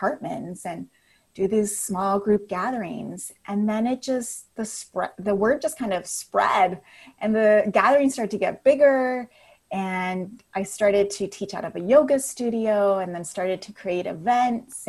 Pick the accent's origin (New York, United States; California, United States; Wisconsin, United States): California, United States; Napa; moved away as an adult; also born or lived in Berkeley, California / Los Angeles, California; So I'm from Northern California. I'm from Napa